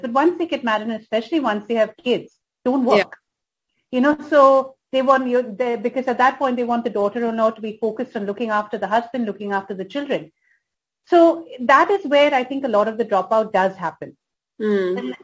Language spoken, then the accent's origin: English; India; being an Indian